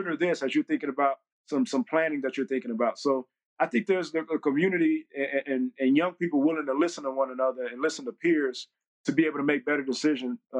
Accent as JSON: {"language": "English", "region": "Texas", "country": "United States", "also_born_or_lived": "Jacksonville, Florida / Pittsburgh, Pennsylvania", "moved": "as an adult", "said": "I came from Texas. I'm a country bumpkin at the end of the day"}